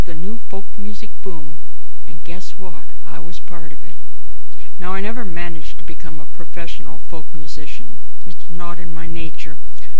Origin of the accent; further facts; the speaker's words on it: West Virginia, United States; born there; and I was born in West Virginia.